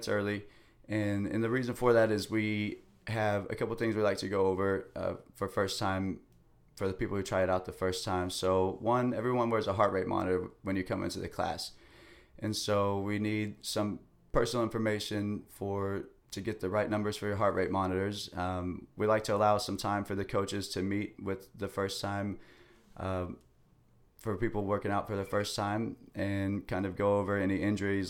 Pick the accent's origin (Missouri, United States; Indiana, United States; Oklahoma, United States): Oklahoma, United States; Blackwell; moved away as an adult; also born or lived in Kansas; now in Florida, United States; So I am originally from Oklahoma. Went to high school, grew up, born and raised Blackwell, Oklahoma